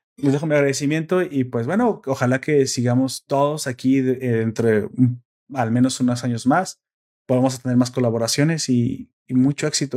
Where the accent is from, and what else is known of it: Mexico